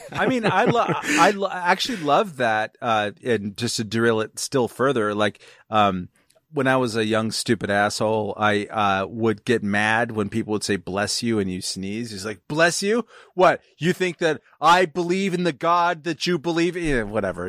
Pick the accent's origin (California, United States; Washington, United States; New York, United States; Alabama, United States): California, United States; I'm from California